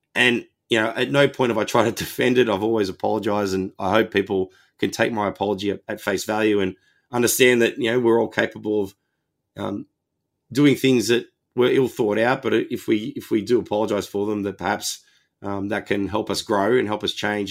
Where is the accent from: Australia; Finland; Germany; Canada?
Australia; Wollongong, New South Wales; my hometown Wollongong